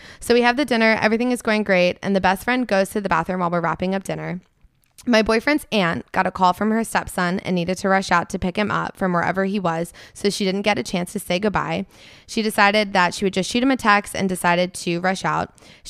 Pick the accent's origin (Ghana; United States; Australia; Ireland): United States; New Jersey; I'm from New Jersey. LOL.